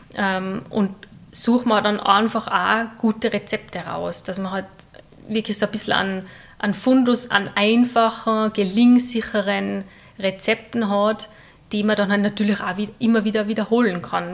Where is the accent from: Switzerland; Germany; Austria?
Austria; St. Johann in Tirol, Tyrol; ich komme aus St. Johann in Tirol